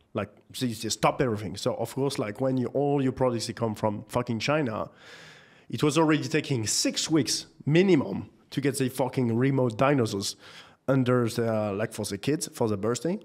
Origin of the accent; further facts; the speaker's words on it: Nantes, Pays de la Loire, France; moved away; also born or lived in Paris; I grew up in the beautiful city of Nantes in France